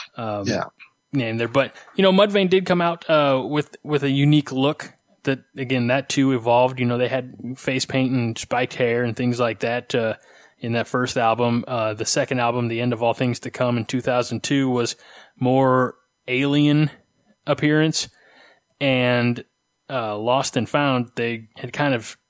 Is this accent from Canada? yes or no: no; Illinois, United States; I'm from Illinois